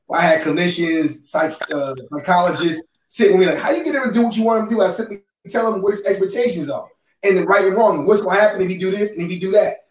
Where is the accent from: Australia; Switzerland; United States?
United States; New York; I'm from New York